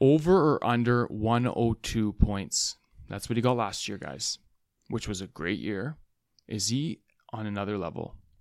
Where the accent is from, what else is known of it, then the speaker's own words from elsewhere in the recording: Vancouver, British Columbia, Canada; we're from Van City here